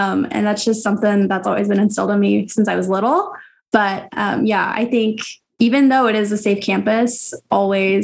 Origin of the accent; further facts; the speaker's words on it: Houston, Texas, United States; now in Lehi, United States; I am from Houston, Texas